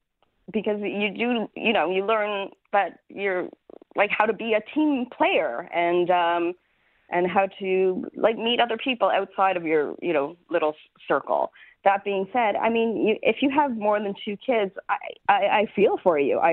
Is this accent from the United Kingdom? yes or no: no; Canada; Yeah, and I think that's also being Canadian, right?